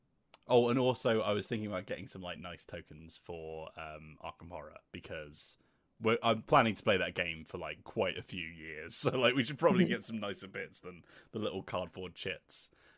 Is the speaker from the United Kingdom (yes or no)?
yes; Luton, East of England, United Kingdom; that's my hometown.